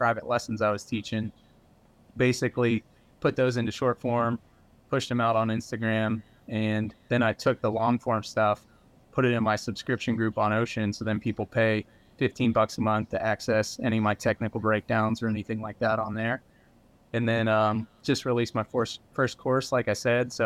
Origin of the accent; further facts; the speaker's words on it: Pennsylvania, United States; also born or lived in Houston, Texas; now in South Carolina, United States; I grew up in Pennsylvania, had a bunch of hardwood trees and like the mountains. I grew up in the Appalachian Mountains.